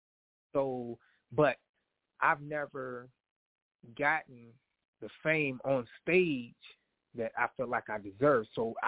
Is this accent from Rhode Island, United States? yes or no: no; Cincinnati, Ohio, United States; I live in Ohio. You know, I'm born and raised in Cincinnati, Ohio.